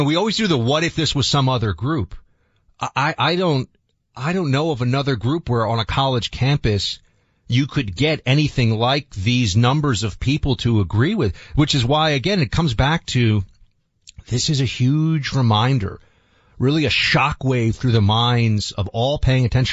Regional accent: New York City, New York, United States; I grew up in New York City

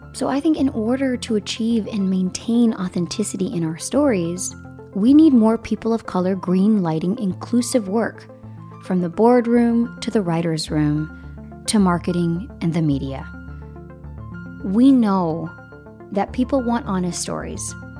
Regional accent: East Coast, United States; from Colombian uh, uh, heritage, and I grew up in the East Coast

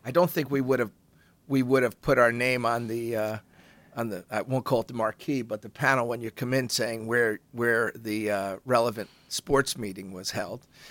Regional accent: United States; I'm an American

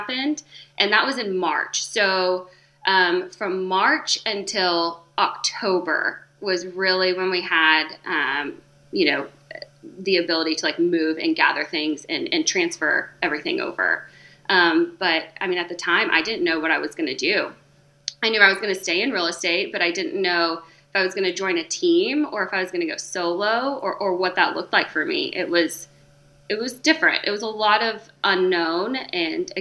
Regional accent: West Texas, United States; moved away as an adult; also born or lived in North Carolina; I'm from West Texas, so I'm a native Texan. I'm born and raised

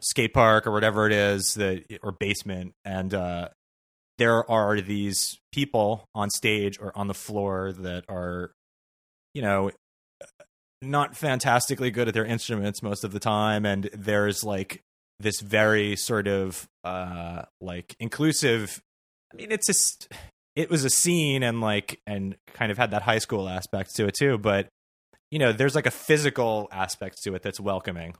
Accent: Sea Cliff, New York, United States; I grew up on Long Island in a, uh, a town in Nassau County on the North Shore called Seacliff

